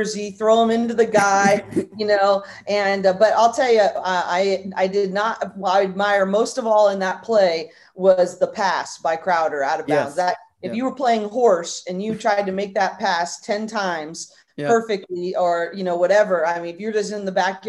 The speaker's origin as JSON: {"language": "English", "region": "Northern California", "country": "United States", "tie": "born or raised there", "said": "I grew up in Northern California"}